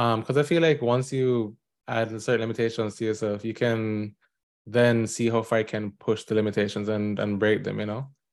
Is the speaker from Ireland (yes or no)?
no; Jamaica; now in New York, United States; I am a Jamaican indie game developer currently living in New York